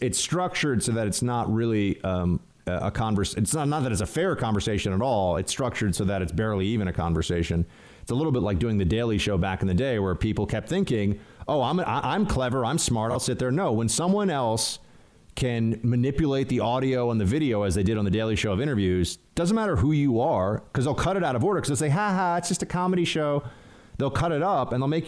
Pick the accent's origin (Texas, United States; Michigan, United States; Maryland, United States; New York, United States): New York, United States; I'm a New Yorker